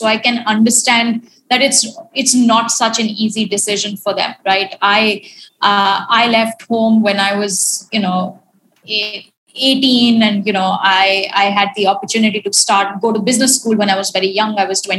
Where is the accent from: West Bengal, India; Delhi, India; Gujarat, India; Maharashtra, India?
Delhi, India; also born or lived in London / Barcelona / Switzerland; now in Mumbai, India; I've lived in London. I've worked in Switzerland and private equity. And I'm from Delhi, and I currently now live in Mumbai.